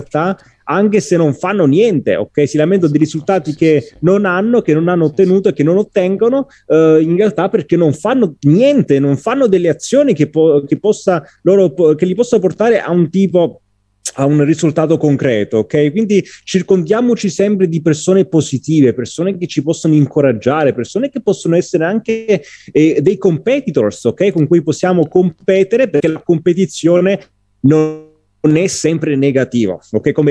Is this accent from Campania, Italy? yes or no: yes; Agropoli, Campania, Italy; sono del Cilento, della provincia di Salerno, Agropoli e ho ambizioni diplomatiche, ok?